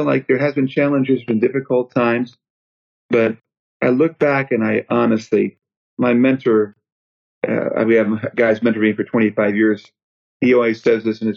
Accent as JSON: {"language": "English", "area": "outside Chicago", "region": "Illinois", "country": "United States", "tie": "born or raised there", "moved": "yes", "lives_now": "Bowie, Maryland, United States", "said": "I was raised outside Chicago"}